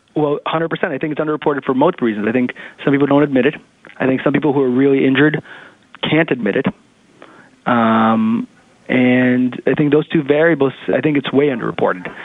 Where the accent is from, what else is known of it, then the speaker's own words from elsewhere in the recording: New York City, New York, United States; I grew up in Manhattan, eh, not Manhattan, in the city in, in Queens